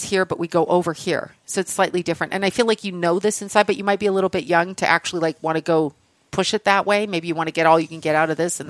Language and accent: English; Canada; I'm Canadian